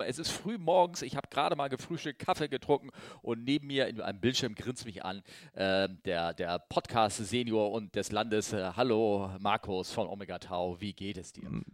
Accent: Northern Germany, Germany; ich bin Norddeutscher

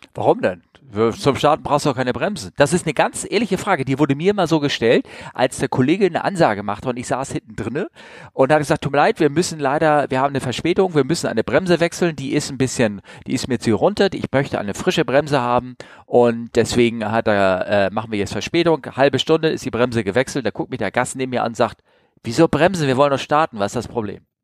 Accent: Northern Germany, Germany; ich bin aus Norddeutschland.

